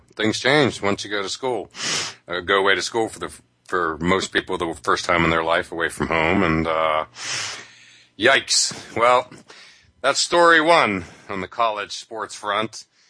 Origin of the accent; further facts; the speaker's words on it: Northeast, United States; I'm from the Northeast